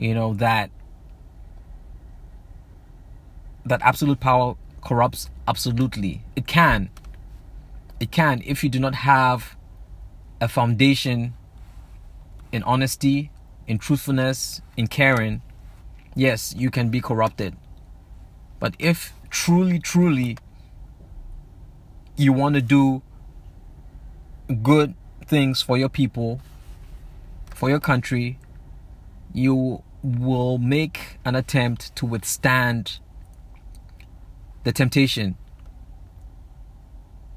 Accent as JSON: {"language": "English", "country": "Zambia", "tie": "born or raised there", "said": "growing up in Southern Africa, growing up in Zambia"}